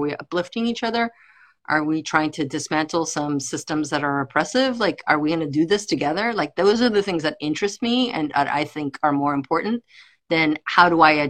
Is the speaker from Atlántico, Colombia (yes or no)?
yes; Barranquilla, Atlántico, Colombia; also born or lived in United States; From Colombia. My family's from Colombia. I grew up here and I grew up in Colombia. I went back and forth as a child.